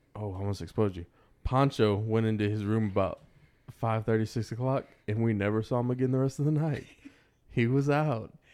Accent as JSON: {"language": "English", "region": "Texas", "country": "United States", "said": "I'm from Texas"}